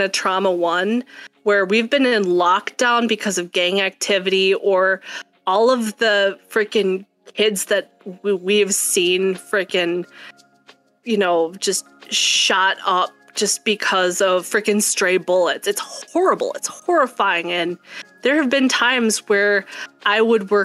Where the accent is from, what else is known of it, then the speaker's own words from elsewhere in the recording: Wisconsin, United States; now in Minnesota, United States; I was born in Wisconsin